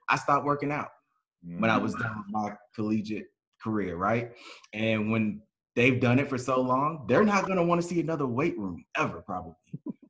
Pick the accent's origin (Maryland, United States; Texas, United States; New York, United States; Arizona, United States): Arizona, United States; Sierra Vista; But yeah, Sierra Vista, Arizona, man, that's my hometown. Southeast corner, right by.